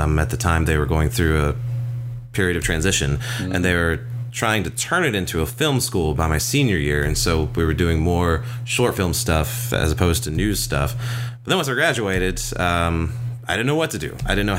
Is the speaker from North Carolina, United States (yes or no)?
yes; North Carolina, United States; moved away as an adult; also born or lived in Arkansas / Georgia; now in Hawaii, United States; I'm originally from the East Coast, North Carolina.